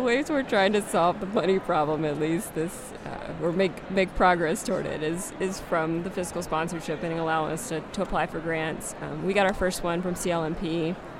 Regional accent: South Carolina, United States; moved away; I'm originally from South Carolina

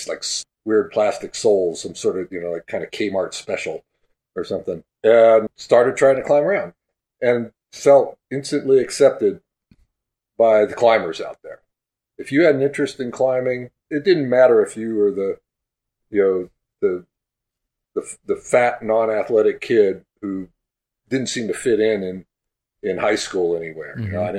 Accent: Berkeley, California, United States; I grew up in Berkeley, you know, I was born there in 59, grew up there throughout the 60s and early 70s.

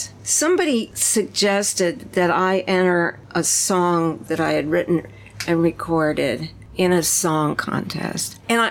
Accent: Long Island, New York, United States; Well, I was born in New York City, but we didn't actually live there. We lived in Long Island, you know, 20 or 30 miles away.

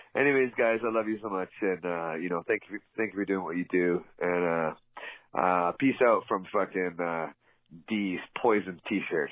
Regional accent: Vancouver, British Columbia, Canada; moved away as an adult; now in Japan; I'm from East Vancouver

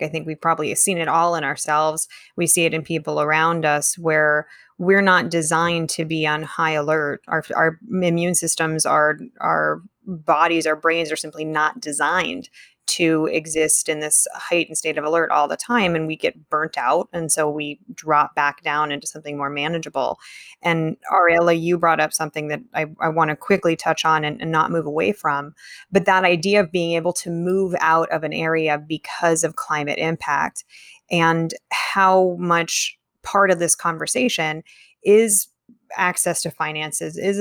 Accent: California, United States; growing up in Tahoe, growing up in the mountains where the threat of wildfire was very real at all times

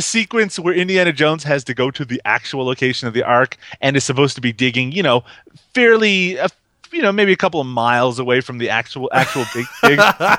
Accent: Canada; I'm Canadian

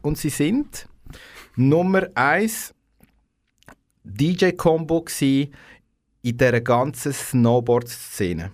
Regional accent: Aarau, Aargau, Switzerland; ich bin im KSA geboren

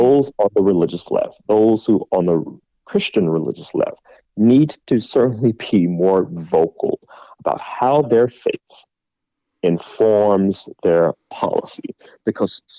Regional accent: Georgia, United States; my home state of Georgia

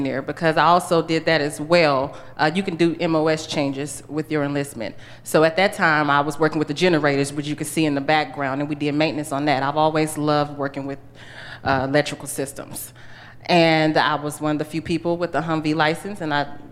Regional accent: Fort Worth, Texas, United States; now in Pittsburgh, United States; Born and raised in Fort Worth, Texas.

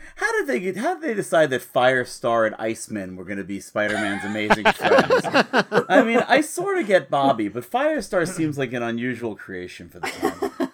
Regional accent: New York, United States; proud of being, of being a New Yorker

